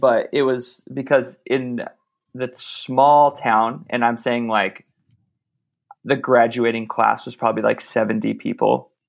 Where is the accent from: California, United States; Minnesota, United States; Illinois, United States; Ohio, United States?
California, United States; Los Angeles; So I was born in LA. I was born in Whittier.